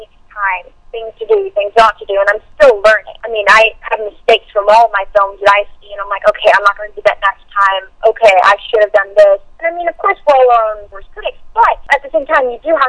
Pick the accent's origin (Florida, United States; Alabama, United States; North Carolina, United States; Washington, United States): Washington, United States; Seattle; growing up in Seattle, because it's a smaller indie market